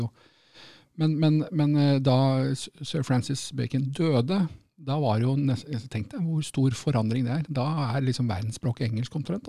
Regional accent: Norway; now in United Kingdom

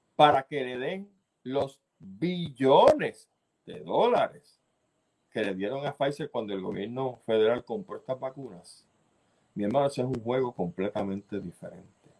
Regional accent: Puerto Rico; nosotros venimos diciendo que aquí en Puerto Rico

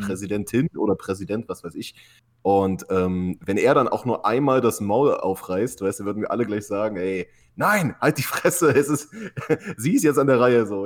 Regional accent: Halle, Saxony-Anhalt, Germany; now in California, United States; ich komme ja aus Halle an der Saale, aus dem tiefsten Osten

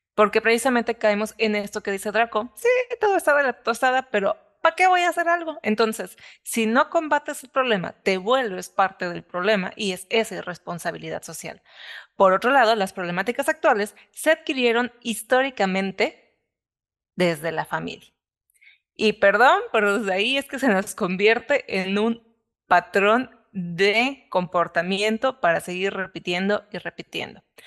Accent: Mexico; soy mexicana

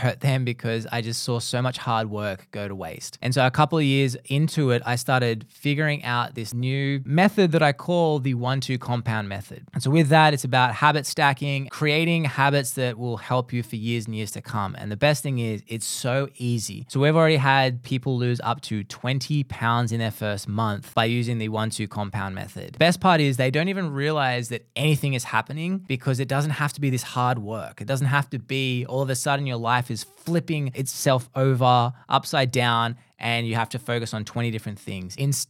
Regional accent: Australia

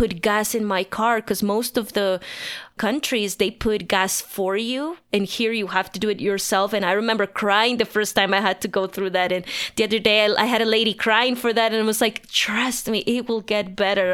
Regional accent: La Paz, Bolivia; moved away as an adult; now in Denver, United States; I was born and raised in La Paz, Bolivia, the highest capital in the world.

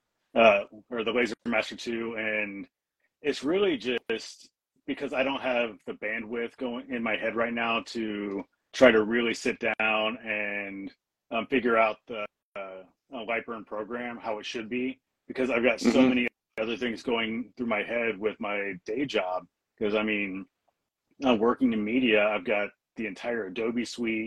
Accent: Missouri, United States; now in Washington, United States; I'm from Missouri

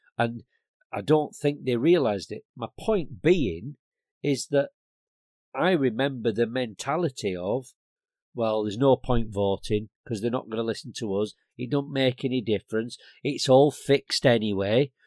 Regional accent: Blackburn, North West England, United Kingdom; now in Bristol, United Kingdom; I was brought up in Black Bin, Lancashire

